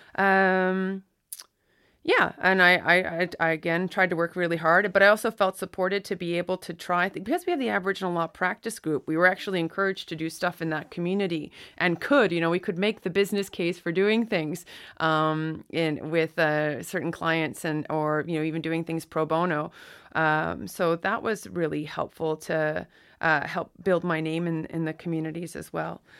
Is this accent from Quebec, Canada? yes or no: yes; Listuguj Mi'gmaq First Nation, Quebec, Canada; I'm from the Listicuch Mi'kmaq First Nation, which is on the border of Campbellton, New Brunswick, and, uh, the Gaspe coast of Quebec.